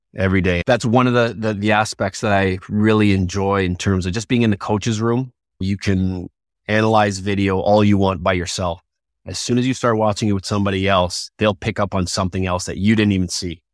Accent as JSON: {"language": "English", "town": "Toronto", "region": "Ontario", "country": "Canada", "tie": "born or raised there", "said": "growing up in Toronto"}